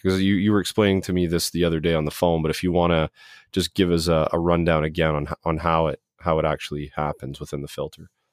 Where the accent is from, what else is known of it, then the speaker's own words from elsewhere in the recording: Brampton, Ontario, Canada; I grew up in Brampton